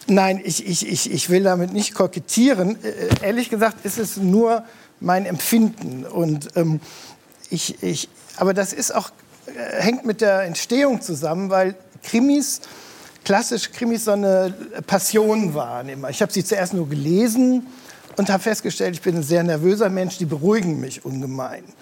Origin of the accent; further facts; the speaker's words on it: Rhineland, Germany; born there; ich bin ja im Rheinland geboren